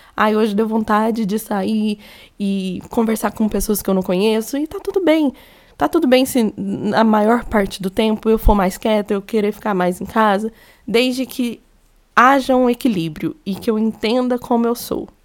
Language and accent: Portuguese; Minas Gerais, Brazil; accent: mineiro; eu sou mineira, acho que deu para perceber pelo meu sotaque. Eu falo muito trem